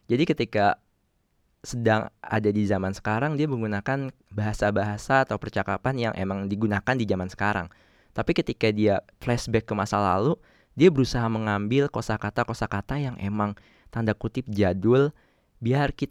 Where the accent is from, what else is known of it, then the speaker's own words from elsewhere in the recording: Java, Indonesia; gue sendiri orang Jawa tapi nggak terlalu bisa bahasa Jawa